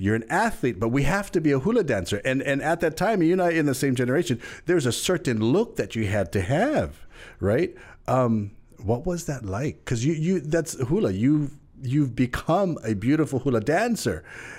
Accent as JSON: {"language": "English", "region": "Hawaii", "country": "United States", "said": "We know growing up, we're Hawaiian. We see that. We're told that."}